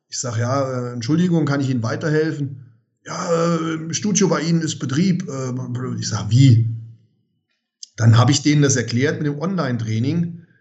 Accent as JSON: {"language": "German", "country": "Germany"}